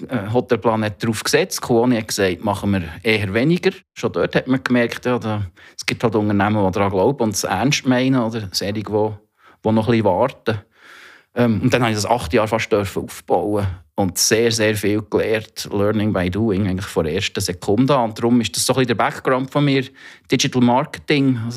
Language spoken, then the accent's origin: German; Thun, Bern, Switzerland; accent: half Bernese, half Zurich dialect; 46, bin äh, ursprünglich aus Thun, wie man ähm, unschwer kann erkennen kann, mittlerweile komischen, halb Berner, halb Zürich Dialekt.